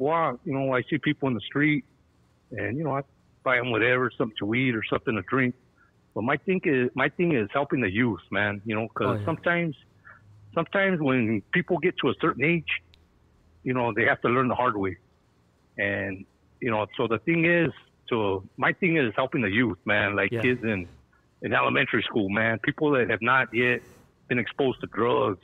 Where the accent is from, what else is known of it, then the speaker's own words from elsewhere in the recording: San Gabriel Valley, California, United States; I grew up in the San Gabriel Valley